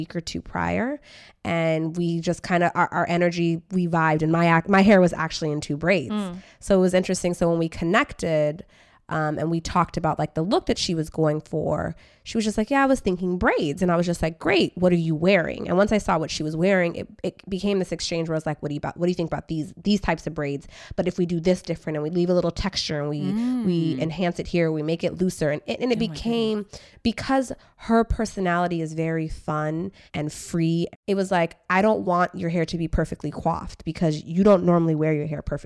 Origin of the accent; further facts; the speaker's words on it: Orange County, California, United States; now in Washington, D.C., United States; And I grew up in Orange County